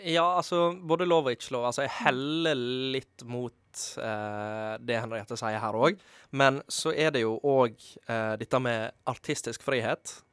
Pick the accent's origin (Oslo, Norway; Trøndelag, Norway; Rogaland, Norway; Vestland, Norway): Vestland, Norway; Måløy; moved away; jeg er fra Måløy, så jeg er litt for dialektkvote